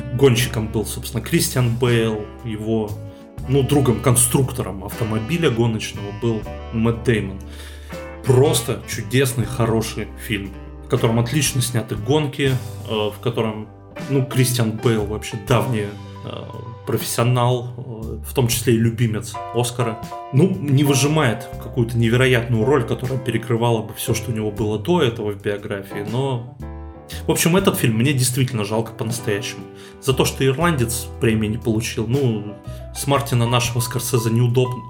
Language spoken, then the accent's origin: Russian; Russia; нашей страны